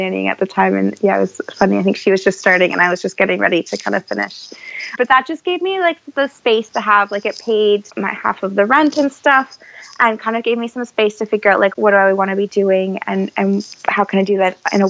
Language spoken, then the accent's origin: English; Canada; moved away as an adult; now in United Kingdom; I'm Canadian by birth